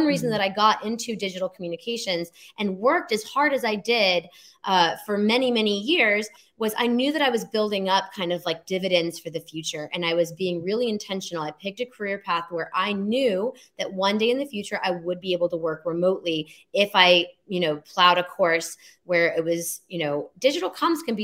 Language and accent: English; Alabama, United States; moved away as an adult; I came from Alabama, very conservative upbringing